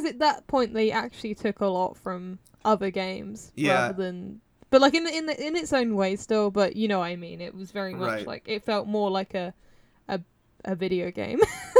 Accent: United Kingdom; I'm British

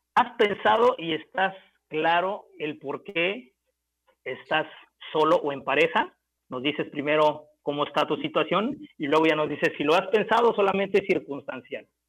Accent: Puebla, Mexico; now in Puerto Vallarta, Mexico; allá en mi tierra, en, en Puebla, Puebla

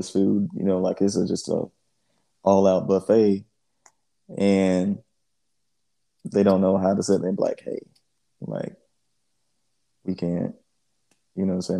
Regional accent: Georgia, United States; I'm just from the South and everything, man. I grew up in Georgia.

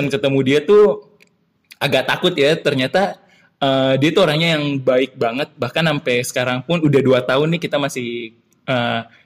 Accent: Sulawesi, Indonesia; dia masih ingat kalau gue tuh berasal dari Sulawesi gitu

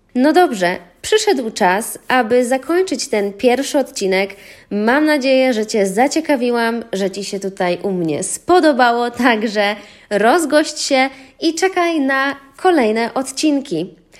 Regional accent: Lublin Voivodeship, Poland; now in Warsaw, Poland; Mieszkam w Warszawie, ale pochodzę z Lubelszczyzny

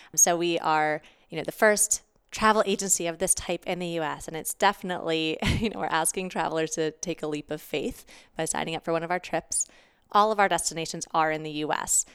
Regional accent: Pittsburgh, Pennsylvania, United States; moved away; also born or lived in New York; I am originally from Pittsburgh, but I was living in New York

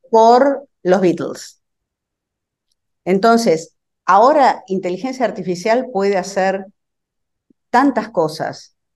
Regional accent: Argentina; now in Brooklyn, United States

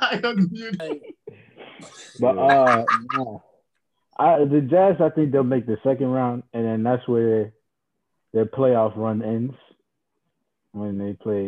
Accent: New York City, New York, United States; I'm from Brooklyn

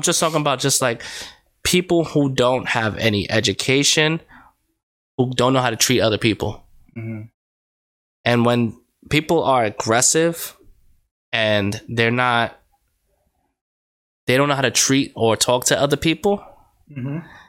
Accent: New York, United States; now in Connecticut, United States; Boy, I'm from New York. Mm-hmm. I moved to Connecticut. Mm-hmm. I love New York. But there's a big difference between New York and Connecticut.

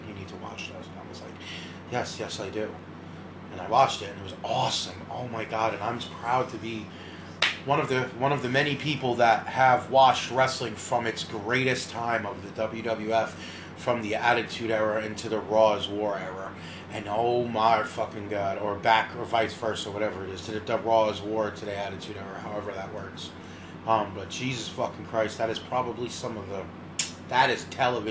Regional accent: Northern New Jersey, United States; I'm from Northern New Jersey

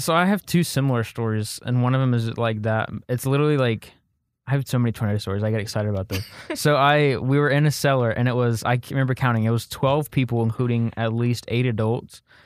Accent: Oklahoma, United States; growing up in Oklahoma.

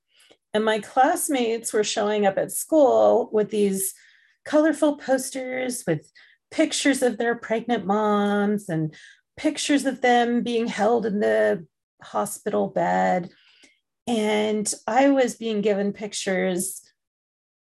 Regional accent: United States; also born or lived in England; as an adoptee who is adopted transnationally, I grew up in the United States

